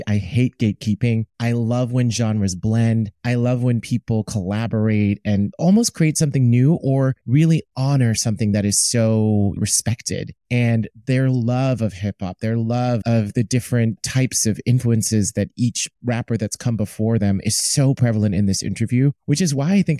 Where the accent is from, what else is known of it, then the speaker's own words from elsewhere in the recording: East Coast, United States; And I'm from the East Coast. So like, maybe it tracks.